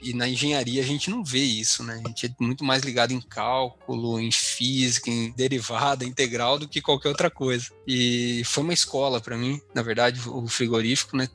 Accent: Taguaí, São Paulo, Brazil; moved away as an adult; also born or lived in Marília / Guarapuava, Paraná / Belém; now in Paraná, Brazil; Eu sou do interior de São Paulo, tá? Uma cidadezinha bem, bem pequena chamada Taguaí.

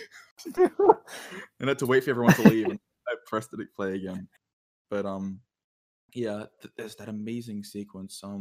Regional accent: Australia; I'm too Australian.

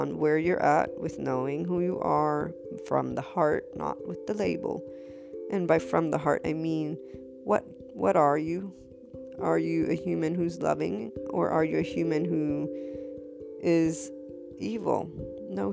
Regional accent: United States; I'm a white female, I'm Italian American

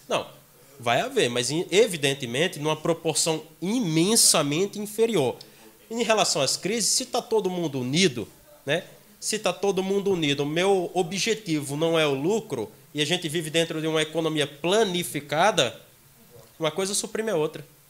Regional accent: Pilõezinhos, Paraíba, Brazil; now in João Pessoa, Brazil; Nos interiores, eu sou do interior. Eu sou de Pilõezinhos, bem próximo a Guarabira

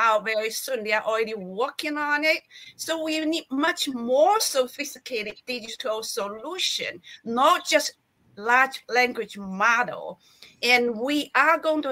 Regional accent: China; I was born in China.

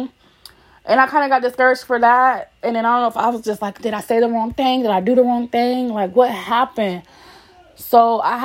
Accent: Columbus, Ohio, United States; We are from Columbus, Ohio, the west side

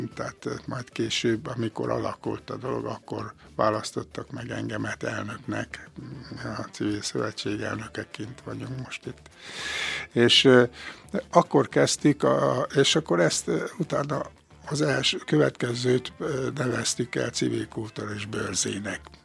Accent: Békés, Hungary; Én egy kis közösségbe születtem, Békésen, Rosszárdőn, faluhelyen, és ott jártam iskolába

